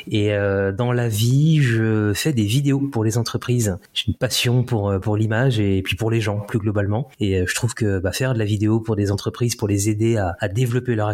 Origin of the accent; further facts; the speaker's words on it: Paris, Île-de-France, France; born there; Alors moi je suis né à Paris en fait, je suis né en je suis né